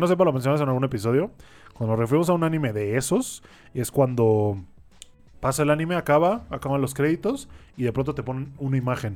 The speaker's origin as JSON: {"language": "Spanish", "region": "Sinaloa", "country": "Mexico", "said": "de donde yo vengo de Sinaloa, güey, en el rancho, hay un chingo de grillos"}